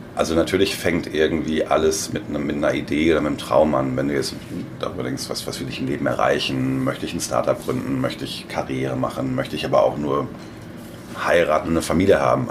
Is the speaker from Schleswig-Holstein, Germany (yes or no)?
no; Hamm, North Rhine-Westphalia, Germany; moved away as an adult; also born or lived in Wiesbaden; Ich komme ursprünglich aus Hamm in Westfalen